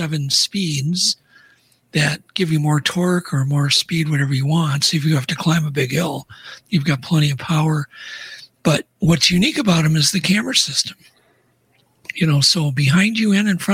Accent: Minnesota, United States; in here in north of Minneapolis, about 20 miles

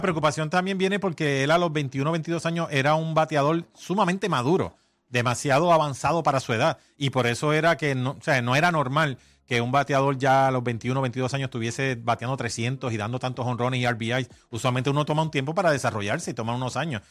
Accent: Guaynabo, Puerto Rico; yo me crié en Guaynabo

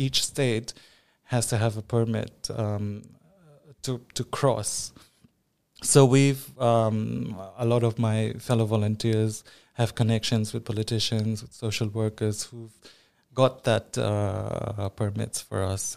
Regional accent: Manipur, India; now in United Arab Emirates; I am from Northeast India, um, from a state called Manipur

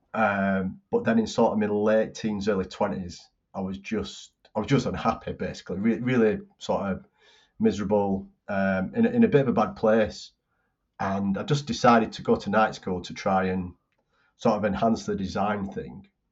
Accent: Bolton, North West England, United Kingdom; my hometown, Bolton's

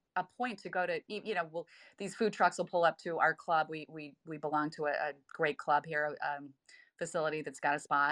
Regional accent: Idaho, United States; born or raised there

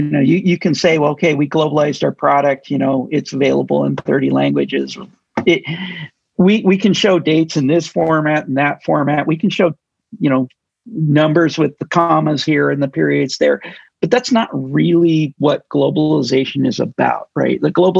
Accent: United States; meaning I grew up in the United States. I'm expecting to see numbers like this.

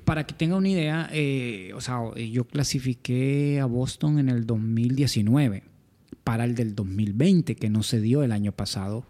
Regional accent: San Pedro Sula, Cortés, Honduras; somos de San Pedro Sula.

